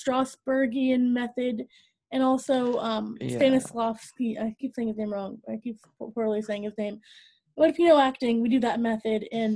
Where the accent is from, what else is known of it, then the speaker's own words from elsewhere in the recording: United States; I hate being American sometimes